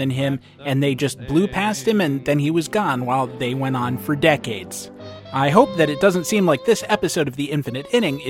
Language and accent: English; New York, United States; I mean, as a New Yorker, to see them as not really being in New York and therefore not having access to the same resources that the Yankees do?